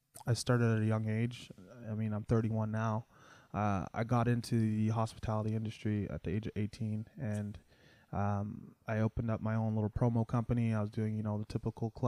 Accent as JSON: {"language": "English", "town": "Mississauga", "region": "Ontario", "country": "Canada", "tie": "born or raised there", "also_born_or_lived": "Toronto / Brampton", "moved": "as an adult", "lives_now": "Ottawa, Canada", "said": "Born and raised Mississauga."}